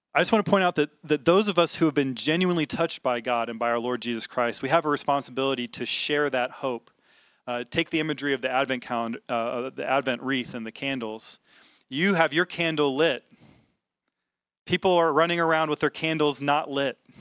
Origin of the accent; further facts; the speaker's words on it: Little Rock, Arkansas, United States; I grew up in the South. I grew up in Little Rock, Arkansas.